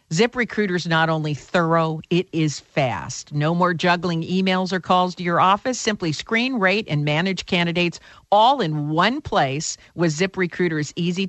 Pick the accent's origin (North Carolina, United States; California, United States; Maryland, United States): California, United States; Well, as you know, I'm from Silicon Valley